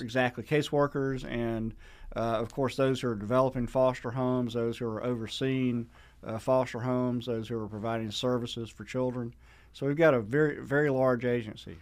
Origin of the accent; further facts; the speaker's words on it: Sandersville, Georgia, United States; my hometown of Sandersville